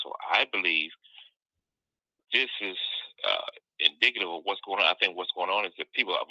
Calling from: Missouri, United States; I'm calling from Missouri.

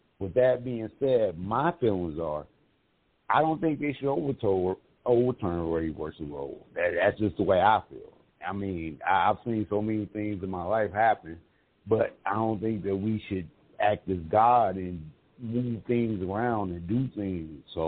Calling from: Mesa, Arizona, United States; CEO. I'm calling from Sunny Mesa, Arizona.

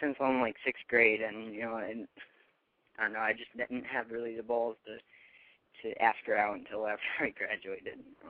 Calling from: Connecticut, United States; Hi. I'm from Connecticut, and I'm 18, and I have relationship problems that hasn't even started.

